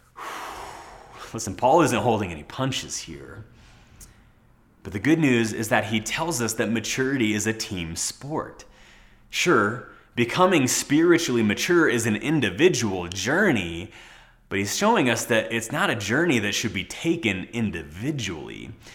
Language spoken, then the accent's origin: English; United States; as American citizens